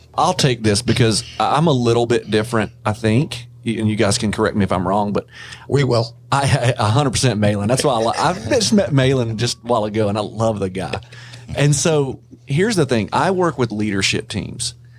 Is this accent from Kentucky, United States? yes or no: yes; Kentucky, United States; I'm from Kentucky